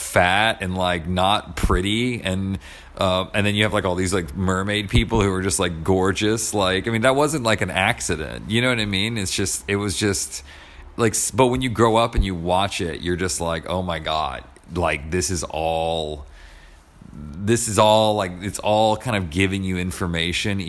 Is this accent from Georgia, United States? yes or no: yes; Atlanta, Georgia, United States; moved away; also born or lived in New York City / Los Angeles; I'm originally from Atlanta